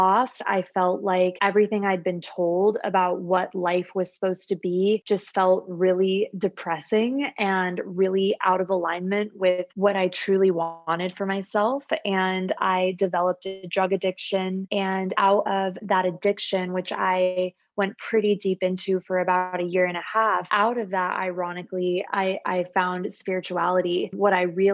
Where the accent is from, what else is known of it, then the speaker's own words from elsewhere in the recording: Phoenix, Arizona, United States; I'm born and raised in Phoenix, Arizona